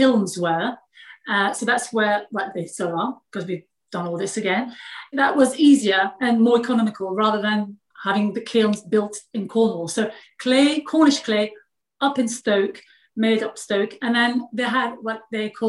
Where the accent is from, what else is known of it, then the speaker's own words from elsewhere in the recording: France; English is a second language; moved away as an adult; also born or lived in London, United Kingdom; now in England, United Kingdom; I was born in France